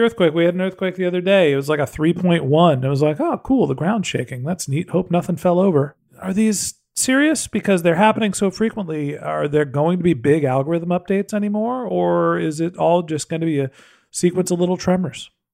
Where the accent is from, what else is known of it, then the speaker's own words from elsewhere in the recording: San Francisco, California, United States; I'm from San Francisco